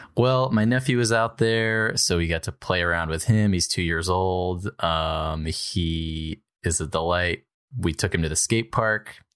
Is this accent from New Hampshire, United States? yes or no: yes; New Hampshire, United States; I'm from New Hampshire